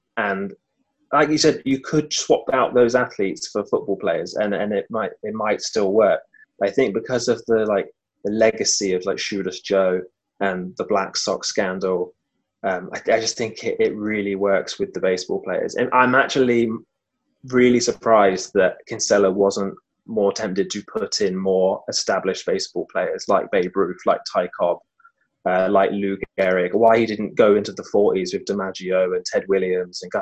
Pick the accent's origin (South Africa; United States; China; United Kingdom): United Kingdom; being British and growing up a football fan